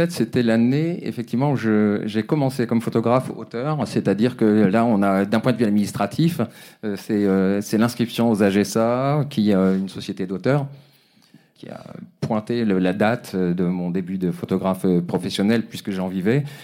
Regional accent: Brittany, France; also born or lived in Africa; now in Paris, France; de Bretagne. je suis né en Afrique et je vis à Paris depuis une vingtaine d'années, 25 ans.

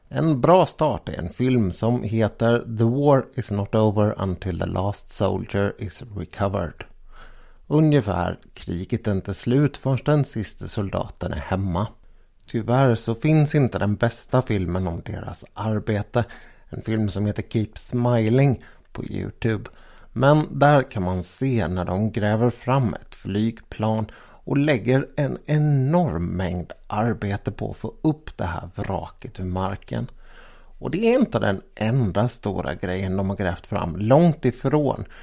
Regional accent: Sweden; Jag var ju från Sverige

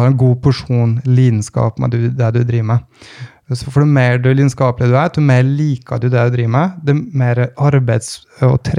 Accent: Vågå, Innlandet, Norway; nå kom jeg fra Vågå, eh, og, og altså som 14-åring så hadde jo da 14-15-åring hadde ansvaret for 15-16 crossykler.

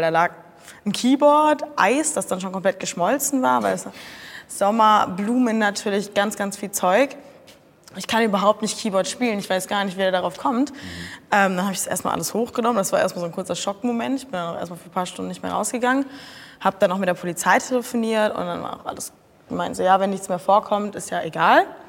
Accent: Cologne, North Rhine-Westphalia, Germany; ich komme aus Köln

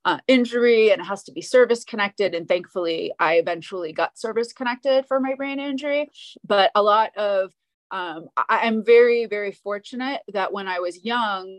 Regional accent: Maine, United States; I grew up in Maine, so Northeastern United States

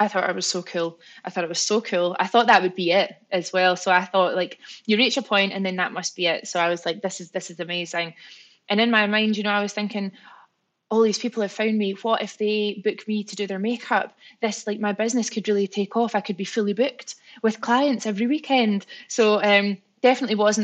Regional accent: Scotland, United Kingdom; I'm Scottish

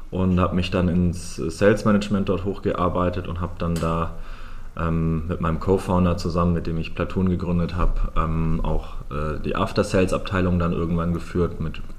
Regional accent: Lake Constance area, Germany; Also ich bin am Bodensee im schönen Süden aufgewachsen, ähm, bin dann ähm, nach meinem Fachabi ähm, nach Hamburg gezogen

